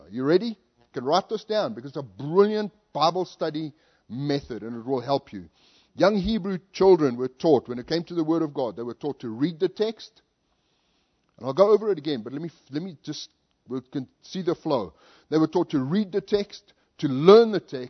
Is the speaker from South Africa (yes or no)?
yes; South Africa; moved away as an adult; also born or lived in Zambia / California; now in Colorado, United States; I lived in a part of South Africa that was very hot